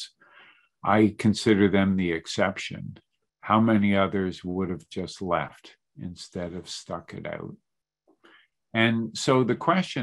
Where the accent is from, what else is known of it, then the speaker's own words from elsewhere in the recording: Canada; also born or lived in Montreal / Calgary / Toronto; I'm Canadian